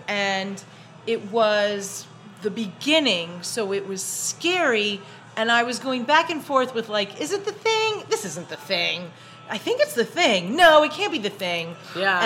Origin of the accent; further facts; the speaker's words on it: New York City, New York, United States; accent: Brooklyn; growing up in Brooklyn